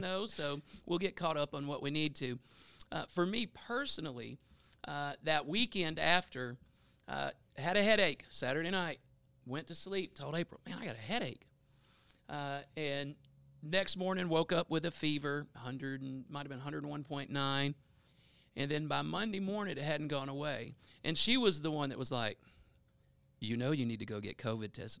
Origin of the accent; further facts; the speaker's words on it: Bossier City, Louisiana, United States; I'm a South Bossier guy, uh, born and raised in Bel Air.